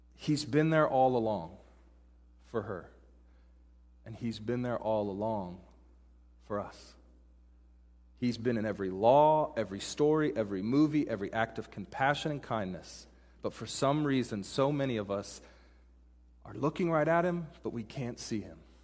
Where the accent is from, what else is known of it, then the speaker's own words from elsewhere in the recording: Pacific Northwest, United States; moved away as an adult; also born or lived in Dallas, Texas / Denver, Colorado; now in Seattle, United States; I grew up in the Pacific Northwest